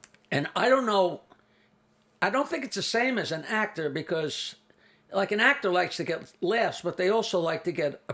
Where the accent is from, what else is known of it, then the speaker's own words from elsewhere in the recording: East Norwich, New York, United States; also born or lived in Bayville, New York; born and raised in East Norwich, which is just south of Oyster Bay. I live in Bayville on Long Island Sound